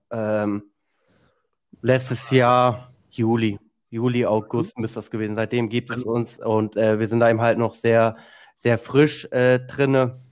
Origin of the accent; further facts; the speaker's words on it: Zug, Switzerland; ich komme aus Zug, das ist zwischen Luzern mhm. und Zürich.